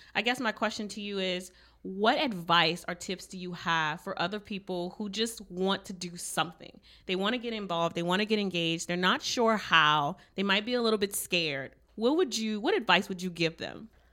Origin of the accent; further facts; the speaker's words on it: Cajun country, Louisiana, United States; I'm from Cajun country